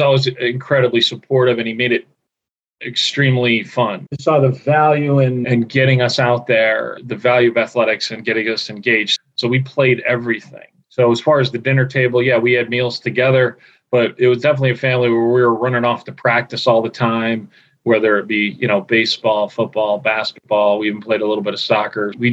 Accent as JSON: {"language": "English", "town": "Scranton", "region": "Pennsylvania", "country": "United States", "tie": "born or raised there", "said": "I grew up in Scranton, Pennsylvania, the Green Ridge section of Scranton, a little neighborhood. I lived there my whole life until I went to college"}